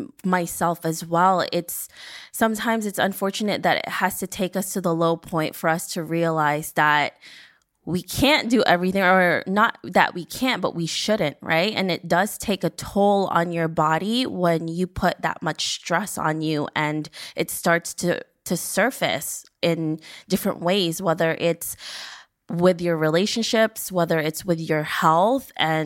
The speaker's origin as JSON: {"language": "English", "region": "New York", "country": "United States", "said": "I mean, I'm a New Yorker, and every time you talk to any New Yorker here"}